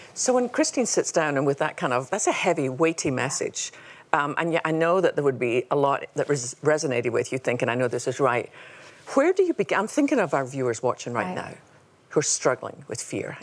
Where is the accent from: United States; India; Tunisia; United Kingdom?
United Kingdom; Scotland; we both had funny accents. You know, she's Australian and I'm Scottish.